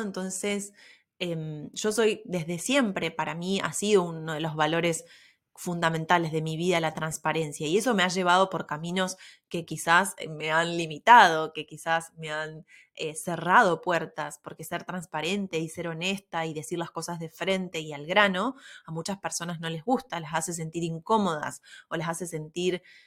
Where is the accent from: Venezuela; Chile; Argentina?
Argentina; siendo del interior, no es lo mismo que vivir en Buenos Aires